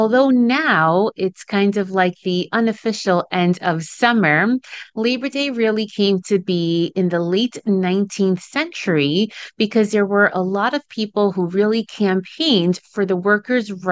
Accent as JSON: {"language": "English", "region": "New York City area", "country": "United States", "tie": "born or raised there", "first_language": "Spanish", "second_language": "English", "said": "I am first generation Dominican American, which means that my parents came to the United States around the New York City area when they were in their early 20s and then had me after they arrived here to the States. We learned English together around the time that I was 5 or 6"}